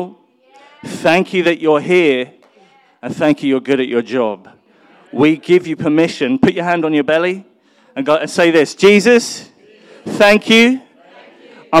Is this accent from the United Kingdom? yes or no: yes; London, United Kingdom; I was born in North London